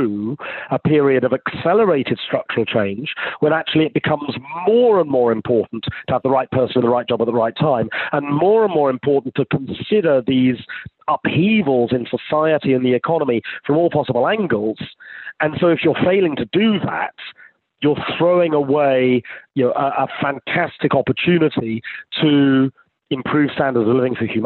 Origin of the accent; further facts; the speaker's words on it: United Kingdom; being British